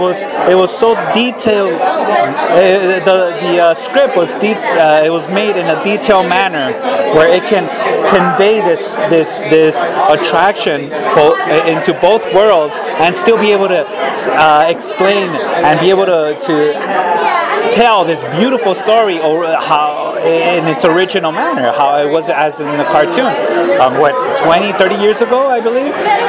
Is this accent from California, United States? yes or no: yes; Los Angeles, California, United States; I grew up right here in East LA and Boyle Heights. I went to Evergreen Elementary here, Bowery Junior High, Roosevelt High School.